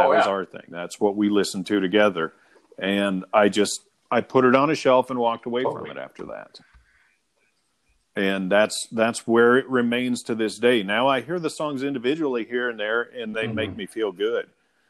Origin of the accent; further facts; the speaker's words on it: Lakeview, Oregon, United States; also born or lived in La Grande, Oregon; when we were growing up in Lakeview, Oregon